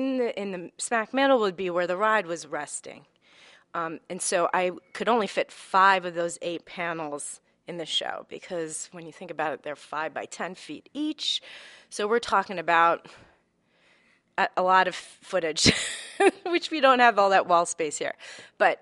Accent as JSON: {"language": "English", "town": "White Plains", "region": "New York", "country": "United States", "tie": "born or raised there", "lives_now": "Bronx, United States", "said": "My family, both sides of my family, are from the Bronx, Morris Park area, but I grew up in Westchester, in right near White Plains"}